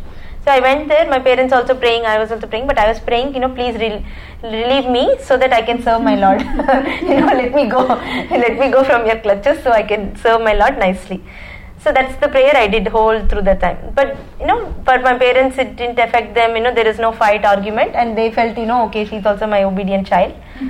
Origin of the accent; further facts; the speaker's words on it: India; English is a second language; moved away; So, when I came from India, that's a... time, you know, usually parents take you to pilgrimage places and things like that.